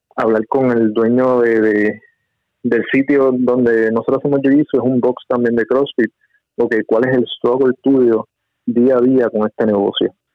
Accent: Yauco, Puerto Rico; moved away as an adult; also born or lived in Michigan / Nevada; yo soy de Yauco

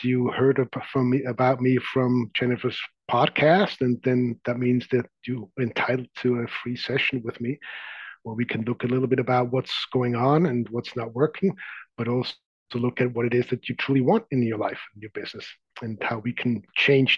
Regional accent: Zurich, Switzerland; now in San Francisco Bay Area, United States; I grew up in the outskirts of Zurich.

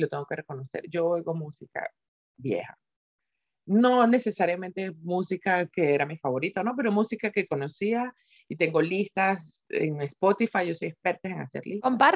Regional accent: Venezuela; moved away; also born or lived in Spain; me fui a una parte de Venezuela que no recordaba

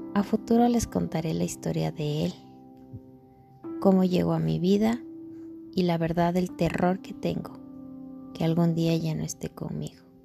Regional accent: Ecuador; Soy ecuatoriana, Vivo en el Ecuador

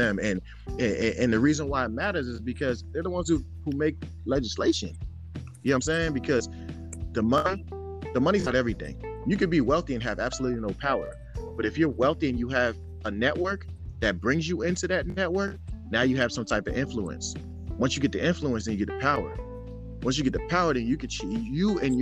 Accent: United States; also born or lived in Sierra Leone; I'm African. I grew up in America since I was 1 year old, but I'm African

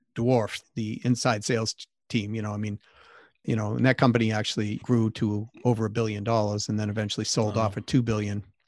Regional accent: Massachusetts, United States; I grew up in Massachusetts

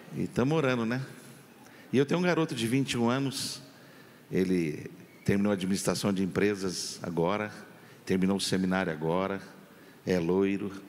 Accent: Campinas, São Paulo, Brazil; Eu sou de Campinas, estado de São Paulo

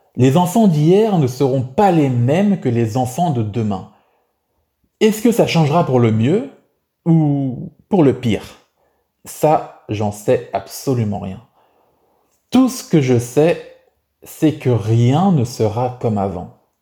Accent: France; ma vie en France en tant que français

